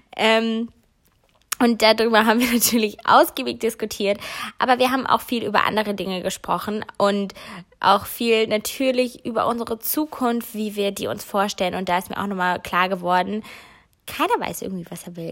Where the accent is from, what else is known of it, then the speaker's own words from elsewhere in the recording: Cologne area, North Rhine-Westphalia, Germany; moved away; Köln ist wirklich meine Heimat